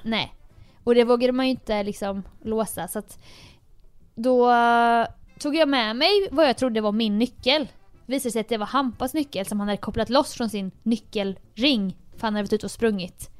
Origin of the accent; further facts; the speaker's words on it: Jönköping, Jönköping County, Sweden; moved away; hemma i Jönköping